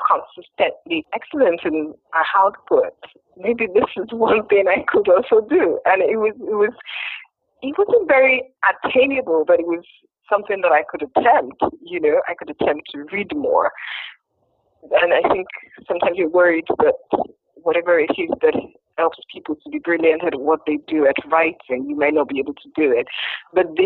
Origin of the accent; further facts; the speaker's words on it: Nigeria; I was from Nigeria